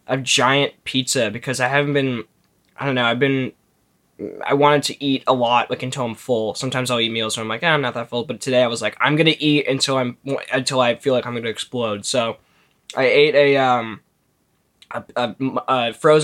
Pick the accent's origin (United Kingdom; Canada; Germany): Canada; I'm in Vancouver right now. Billy's in Toronto. So we're two Canadian boys